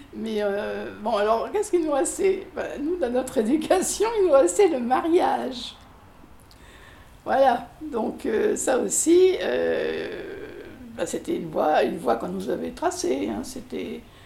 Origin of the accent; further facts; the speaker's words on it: Périgueux, Nouvelle-Aquitaine, France; now in Bordeaux, France; je suis née à Périgueux, pas très loin d'ici en fait, en Dordogne